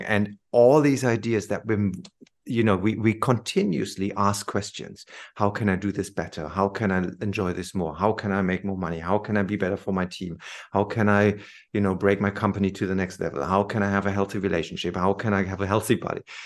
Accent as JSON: {"language": "English", "country": "Germany", "tie": "born or raised there", "also_born_or_lived": "London", "moved": "as an adult", "said": "I came back to Germany"}